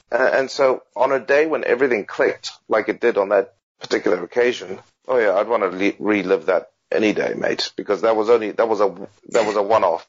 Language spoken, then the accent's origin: English; Zimbabwe; also born or lived in United Kingdom; now in Australia; I still kind of even see myself as Zimbabwean, even though I'm a British citizen now, and and you know maybe soon to be an Australian citizen